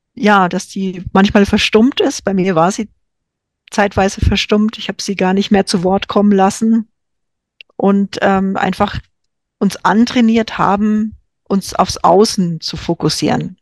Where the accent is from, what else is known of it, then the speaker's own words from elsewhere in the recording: Franconia, Bavaria, Germany; In Franken, wo ich herkomme, sagt man den Radio